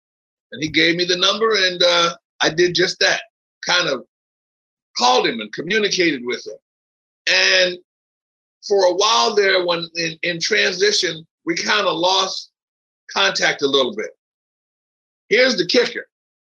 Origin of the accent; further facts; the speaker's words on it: Philadelphia, Pennsylvania, United States; moved away as an adult; also born or lived in Manhattan, New York / New Jersey; Philly, that's my hometown. I'm there all the time. My mom's still there